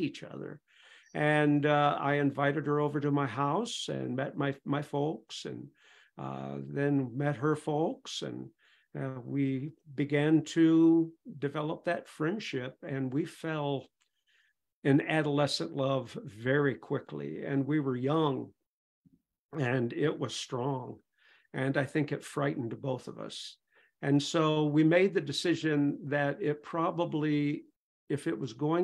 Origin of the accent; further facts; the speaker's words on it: Pontiac, Michigan, United States; I was raised in the Church of God in Pontiac, Michigan. Went there since I was 5 years old.